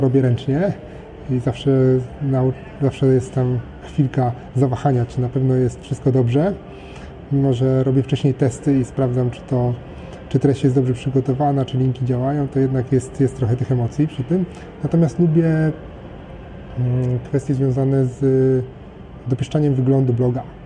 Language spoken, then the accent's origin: Polish; Poland; urodziłem się w, we właściwym kraju, urodziłem się we właściwym czasie